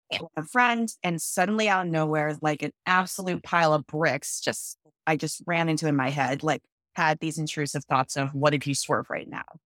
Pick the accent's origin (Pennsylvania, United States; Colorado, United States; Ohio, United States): Colorado, United States; Boulder; moved away as an adult; also born or lived in Canada / Seattle, Washington; now in Portland, United States; I'm originally from Canada, but I grew up in the Boulder, Colorado area